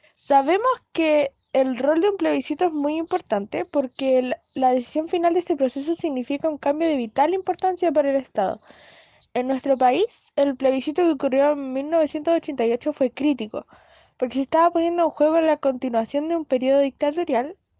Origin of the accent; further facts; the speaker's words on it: Chile; como chilenos